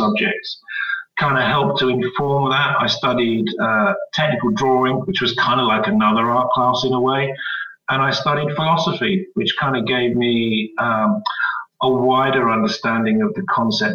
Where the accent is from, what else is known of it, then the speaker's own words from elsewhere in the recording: Jersey; moved away as an adult; also born or lived in Winchester / London; I came from Jersey.